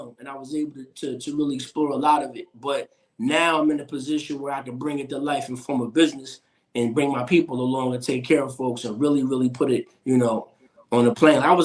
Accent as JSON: {"language": "English", "town": "Grand Rapids", "region": "Michigan", "country": "United States", "tie": "born or raised there", "said": "I grew up in West Michigan in Grand Rapids"}